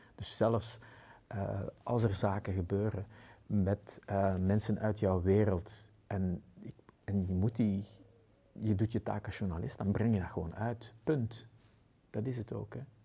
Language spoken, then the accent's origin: Dutch; Antwerp, Flanders, Belgium; bij ons in Antwerpen